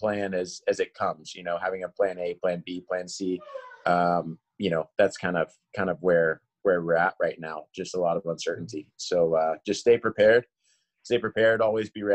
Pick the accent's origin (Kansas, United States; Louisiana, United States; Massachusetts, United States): Kansas, United States; I grew up in Kansas.